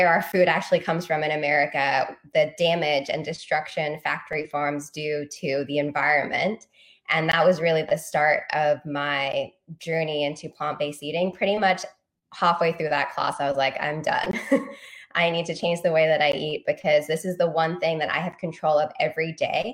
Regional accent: London, United Kingdom; moved away as an adult; also born or lived in Virginia; now in New York City, United States; my background in Northwest London, where I grew up

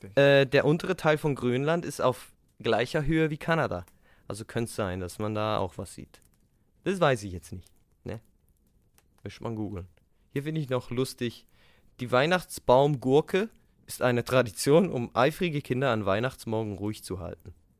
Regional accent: Switzerland; accent: Swiss; Weil wir Schweizer sind

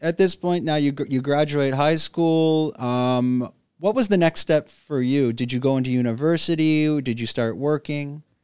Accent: Canada; moved away; I'm from Canada

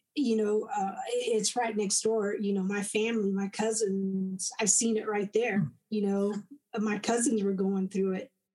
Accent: De Leon, Texas, United States; now in Granbury, United States; I was born in DeLeon, Texas, which is um, I settled and live in Granbury now, but um, DeLeon's only about an hour away from here

